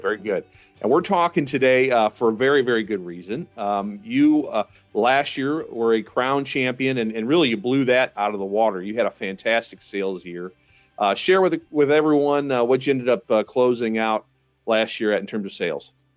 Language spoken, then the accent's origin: English; St. Louis, Missouri, United States; my hometown, St. Louis, Missouri